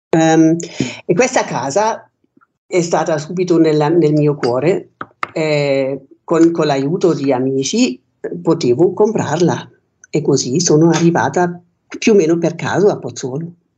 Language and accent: Italian; Germany; Italian is a second language; moved away as an adult; also born or lived in Rome, Italy; now in Pozzuolo, Italy; io sono nata in Germania